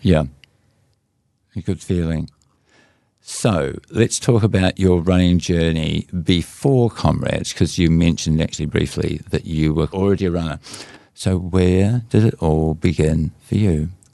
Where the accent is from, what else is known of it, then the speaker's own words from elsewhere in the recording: Whanganui River area, Manawatū-Whanganui, New Zealand; My hometown river that you were cruising down a canoe on